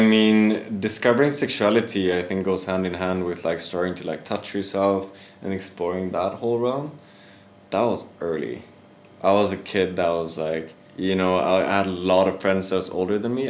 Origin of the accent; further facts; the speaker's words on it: Sweden; I am originally from Sweden.